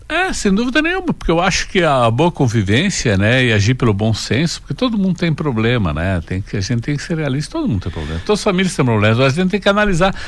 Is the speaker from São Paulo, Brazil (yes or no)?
no; Água Santa, Rio Grande do Sul, Brazil; moved away as an adult; also born or lived in Santa Cecília; now in Tapejara, Brazil; eu nasci em Santa Cecília, me criei Sim. em Água Santa e vim morar em Tapejara.